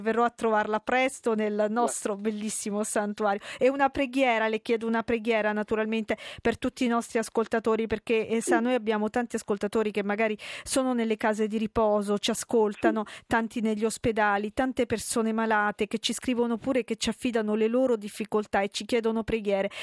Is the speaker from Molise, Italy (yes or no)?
yes; Campobasso, Molise, Italy; io sono di Campobasso, sono molisana